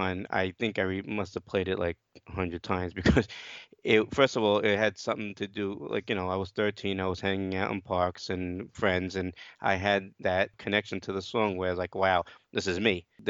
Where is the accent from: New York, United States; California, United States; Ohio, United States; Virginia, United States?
New York, United States; Brooklyn; Well, like I said, I'm from Brooklyn, New York. I'm 47 years old. I have a family here down here in Brooklyn.